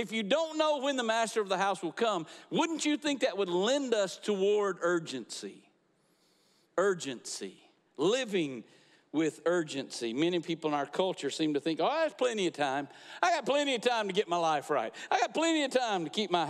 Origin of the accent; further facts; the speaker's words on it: Niceville, Florida, United States; now in Crestview, United States; I grew up here in Niceville, graduated from Niceville High School way back when it was just a cardboard box